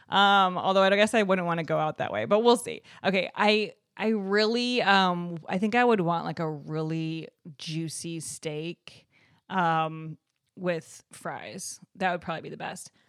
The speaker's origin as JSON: {"language": "English", "town": "Evanston", "region": "Illinois", "country": "United States", "tie": "born or raised there", "said": "Evanston, Illinois, right outside of Chicago."}